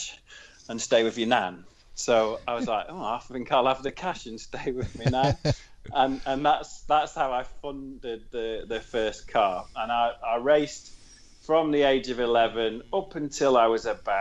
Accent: Worksop, East Midlands, United Kingdom; I come from Worksop originally.

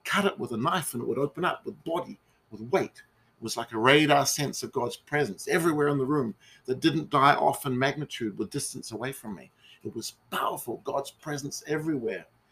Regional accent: New Zealand; a restaurant in my hometown

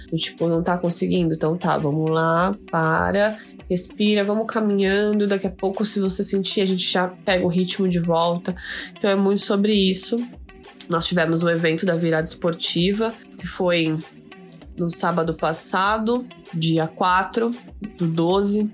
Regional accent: Osasco, São Paulo, Brazil; Eu mesma sou de Osasco

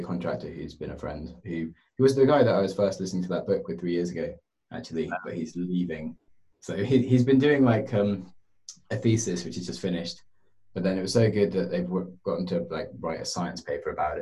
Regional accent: United Kingdom; I'm happy being British

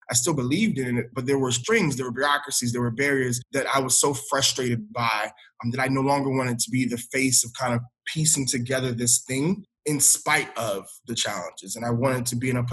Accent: Hartsville, South Carolina, United States; moved away as an adult; also born or lived in Atlanta, Georgia / Camden, New Jersey; I grew up in a small town, Hartsville, South Carolina

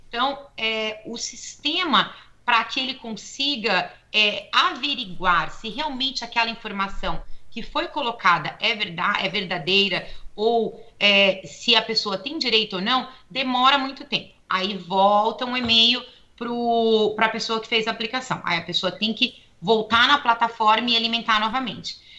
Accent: Brazil; now in United States

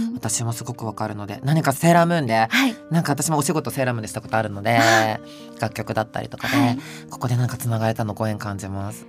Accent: Kansai, Japan; accent: Kansai dialect; 関西でごめんなさい。

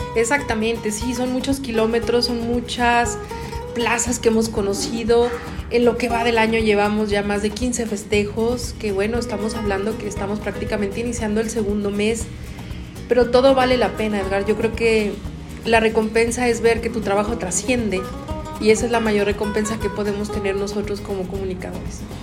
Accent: Mexico; a ti como mexicano

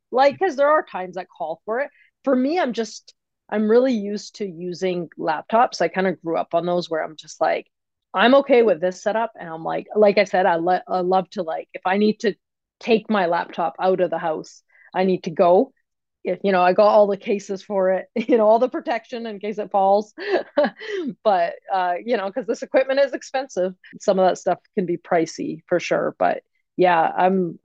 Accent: Canada; I'm from Canada

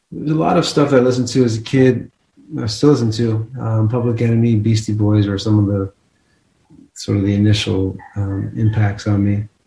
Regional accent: New Jersey, United States; moved away; also born or lived in Texas; I grew up in New Jersey and then I moved to Texas

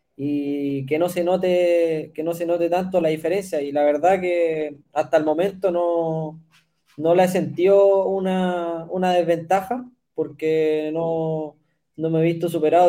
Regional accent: Chile; also born or lived in Canada; yo fui seleccionado chileno de voleibol en su momento, cuando tenía 13

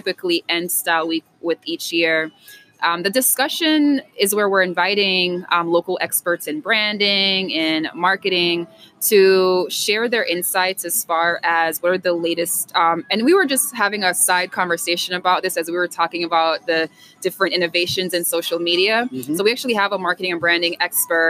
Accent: Jamaica; also born or lived in New York; now in Pittsburgh, United States; I'm originally from Jamaica by ways of New York.

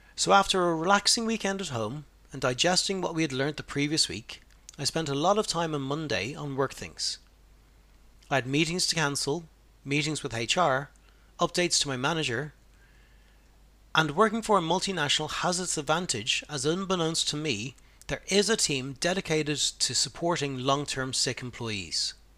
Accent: Ireland; being a man and being Irish

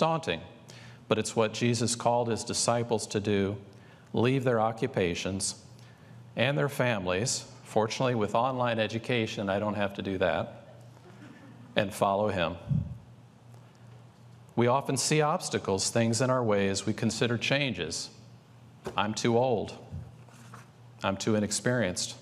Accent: St. Louis, Missouri, United States; the beautiful Gateway Arch in my hometown of St. Louis

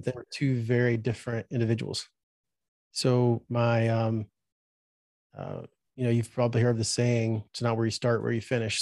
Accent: Birmingham, Alabama, United States; also born or lived in Safford, Alabama; I was there till I was 12 years old, and then um, at 12 we moved from Birmingham to a town called Safford, Alabama.

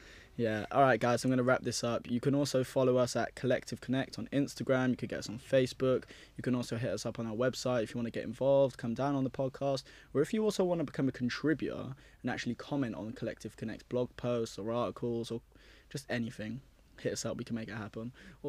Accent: London, United Kingdom; also born or lived in Cardiff; I moved to a school called Whitchurch in Cardiff, and I'm from London originally.

